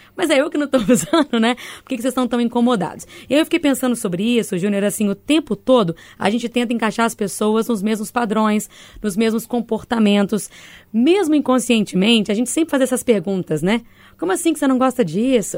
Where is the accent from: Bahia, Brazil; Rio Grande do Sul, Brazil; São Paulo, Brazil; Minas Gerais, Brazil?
Bahia, Brazil; moved away; Cresci na Bahia, 40 graus diários